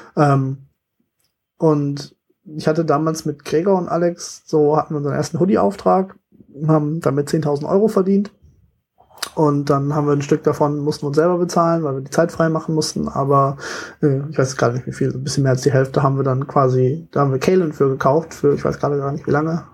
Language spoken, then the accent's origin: German; Germany; ich bin echt gebürtiger Deutscher